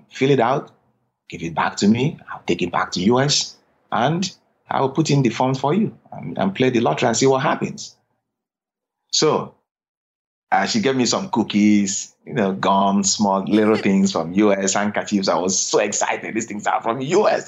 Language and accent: English; Nigeria; moved away as an adult; now in United States; growing up in Nigeria, I had always had the dream of coming to America